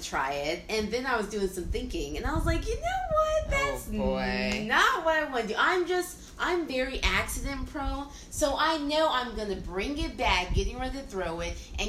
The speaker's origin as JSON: {"language": "English", "town": "Snellville", "region": "Georgia", "country": "United States", "tie": "born or raised there", "said": "All the way in Snellville, my hometown."}